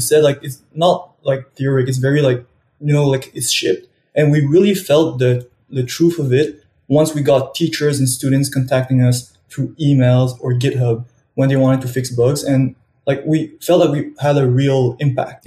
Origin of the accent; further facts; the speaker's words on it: Montreal, Quebec, Canada; I'm from Montreal and I'm studying at Polytechnique Montreal